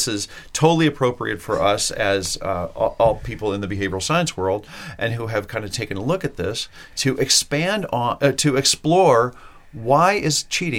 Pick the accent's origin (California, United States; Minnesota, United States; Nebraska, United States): Minnesota, United States; moved away; We come from Minnesota. I don't live there anymore